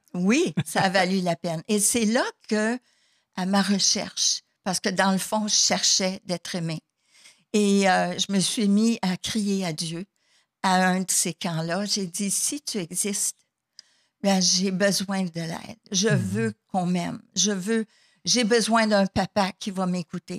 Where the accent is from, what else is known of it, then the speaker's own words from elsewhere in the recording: Sherbrooke, Quebec, Canada; je suis native de Sherbrooke, Québec